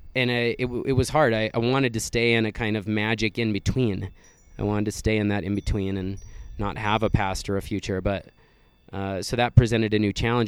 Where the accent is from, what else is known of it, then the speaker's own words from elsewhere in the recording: Wyoming, United States; I grew up in Wyoming, very close to the Black Hills